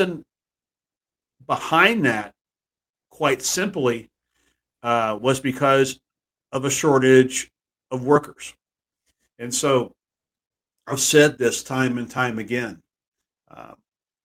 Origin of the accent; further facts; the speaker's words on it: Texas, United States; moved away; my hometown back in Texas